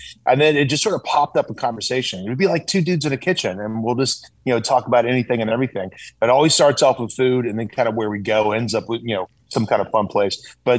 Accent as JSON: {"language": "English", "region": "South Carolina", "country": "United States", "tie": "born or raised there", "said": "I grew up in the South too, brother. I grew up in South Carolina."}